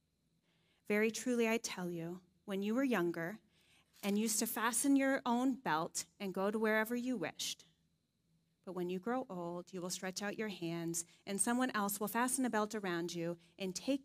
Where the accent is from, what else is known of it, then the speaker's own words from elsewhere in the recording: Dayton, Ohio, United States; moved away; They're actually in my hometown, Dayton, Ohio, this week